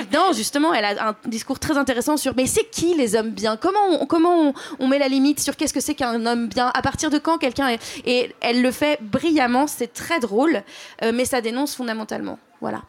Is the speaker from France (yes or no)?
yes; Drôme, Auvergne-Rhône-Alpes, France; J'ai grandi dans la Drôme